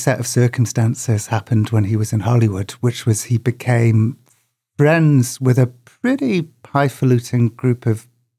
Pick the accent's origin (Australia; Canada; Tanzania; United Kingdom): United Kingdom; Just as a child growing up in Britain